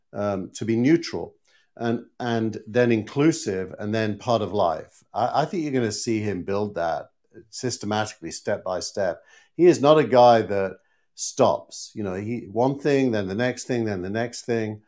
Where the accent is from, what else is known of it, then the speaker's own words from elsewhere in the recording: Scarborough, Yorkshire and the Humber, United Kingdom; moved away; my, my hometown team, Scarborough